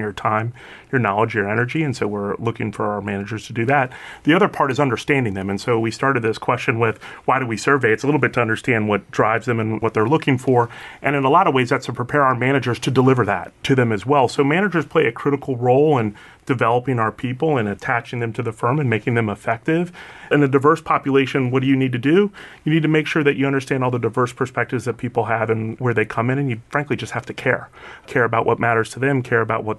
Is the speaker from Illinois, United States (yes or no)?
yes; Chicago, Illinois, United States; I was born in Chicago